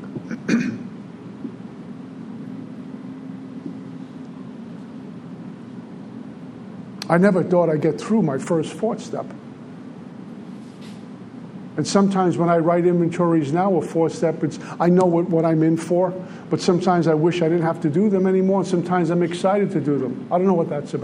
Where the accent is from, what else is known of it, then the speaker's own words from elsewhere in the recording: New York City, New York, United States; I grew up in Red Hook, Brooklyn